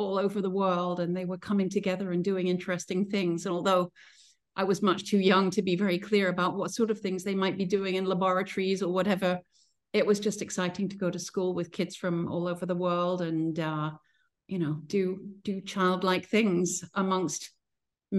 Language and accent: English; Princeton, New Jersey, United States; moved away; also born or lived in north of London; he went off with his wife, my mom, and me, aged 3 months, to Princeton in New Jersey. And so my childhood was actually American.